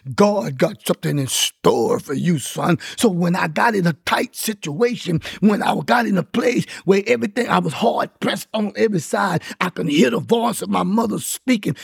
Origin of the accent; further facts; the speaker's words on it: Louisiana, United States; I'm from Louisiana